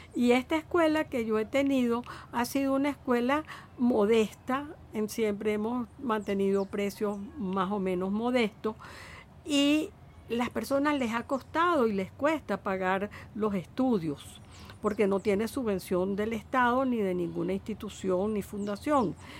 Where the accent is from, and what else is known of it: Venezuela